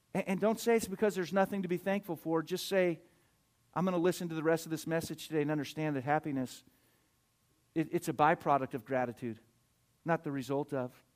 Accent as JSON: {"language": "English", "country": "United States", "said": "as American people"}